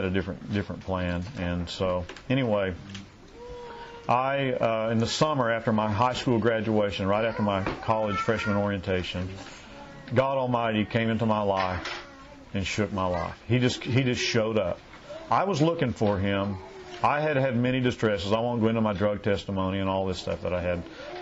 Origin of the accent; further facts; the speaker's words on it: Oklahoma, United States; my little hometown in the Panhandle, Oklahoma